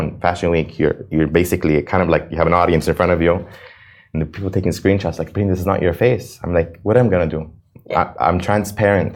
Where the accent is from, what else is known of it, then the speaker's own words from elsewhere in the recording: United States; now in Dubai, United Arab Emirates; I'm an American citizen.